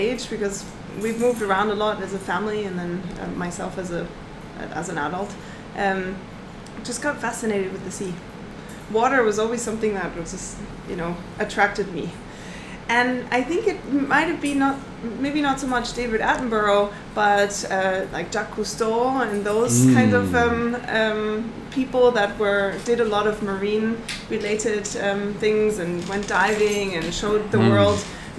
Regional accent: Southern Germany, Germany; born there; Actually, I come from a landlocked place. So I was born in Germany.

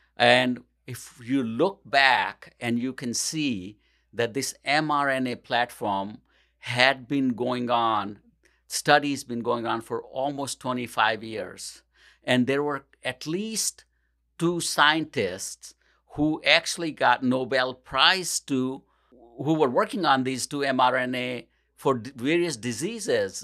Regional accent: India; moved away as an adult; also born or lived in New Delhi, India; now in Portage, United States; I grew up in India, and, uh, I used to live with my grandmother when I was going to pharmacy school

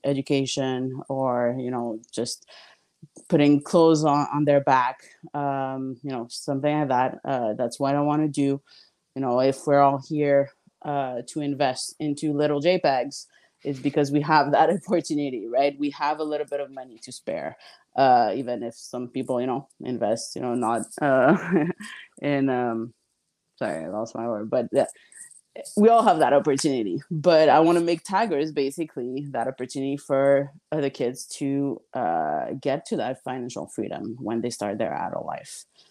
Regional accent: Montreal, Quebec, Canada; also born or lived in Miami / Texas; Montreal, my hometown

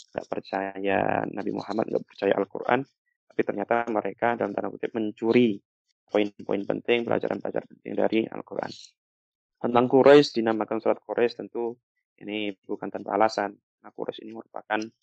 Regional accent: Java, Indonesia; sebagai anak Jawa

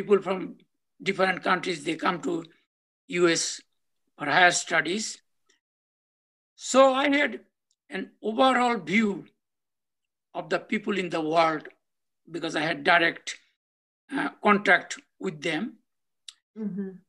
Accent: Bangladesh; moved away as an adult; also born or lived in Australia / Canada; now in United States; I'm originally from Bangladesh, and I lived in the village for about 16 and a half years. I was also born in the village

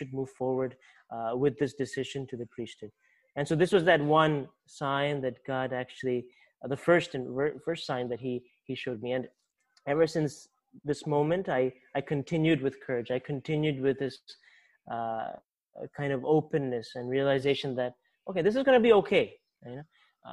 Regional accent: Baltimore, Maryland, United States; accent: American; I'm from Baltimore, Maryland, a state called Maryland, right next to D.C.

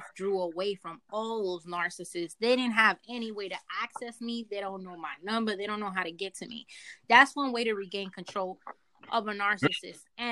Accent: New York, United States; I'm from New York.

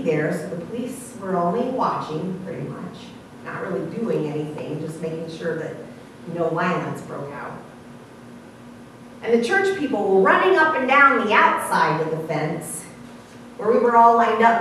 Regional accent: Ohio, United States; I was from Ohio

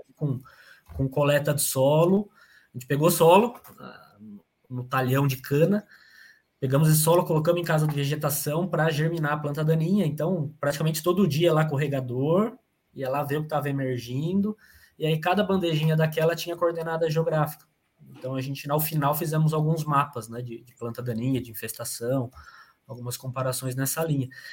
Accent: São Carlos, São Paulo, Brazil; Eu sou natural de São Carlos, interior de São Paulo.

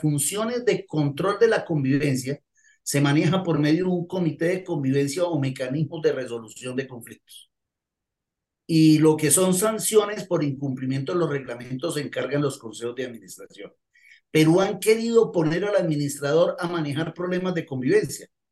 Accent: Colombia; Aquí en Colombia

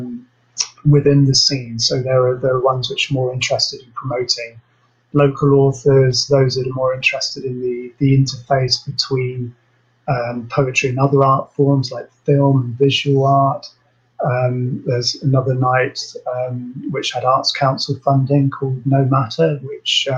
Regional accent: Surrey, South East England, United Kingdom; moved away; also born or lived in Liverpool; growing up in Surrey

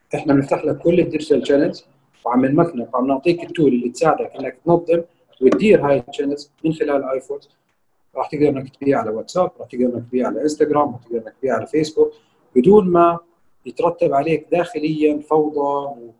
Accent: Jordan; عندنا في الاردن

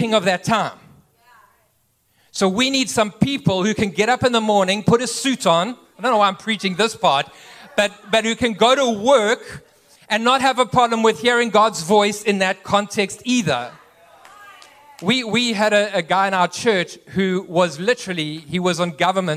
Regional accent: east coast, South Africa; moved away as an adult; also born or lived in Cape Town, South Africa; now in United States; I actually grew up on the east coast of South Africa.

